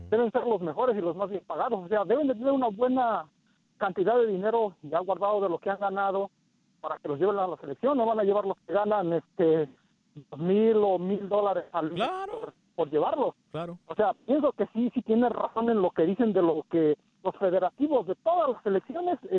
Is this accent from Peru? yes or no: no; Mexico; now in Kansas, United States; Este, mire, yo soy mexicano